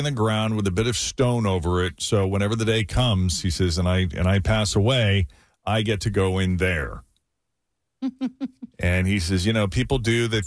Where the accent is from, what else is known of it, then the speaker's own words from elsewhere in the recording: Lexington, Massachusetts, United States; now in Cincinnati, United States; my hometown of Lexington, Massachusetts